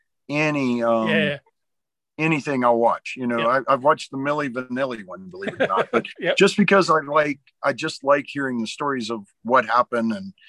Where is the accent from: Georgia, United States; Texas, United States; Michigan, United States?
Georgia, United States; also born or lived in Nashville; But I grew up in Savannah and Atlanta, Georgia.